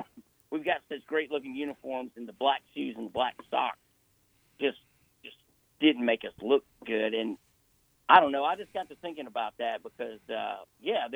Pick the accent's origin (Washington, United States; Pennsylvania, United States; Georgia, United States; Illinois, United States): Georgia, United States; I was born in Georgia